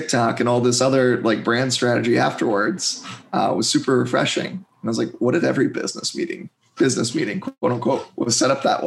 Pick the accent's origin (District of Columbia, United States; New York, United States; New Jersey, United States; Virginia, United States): District of Columbia, United States; moved away as an adult; also born or lived in Delaware; I grew up outside of DC and I love it there